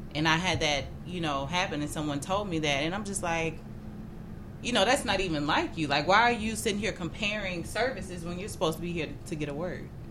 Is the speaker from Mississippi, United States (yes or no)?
yes; Mississippi, United States; moved away as an adult; now in Chicago, United States; I'm from the South. I'm from Mississippi.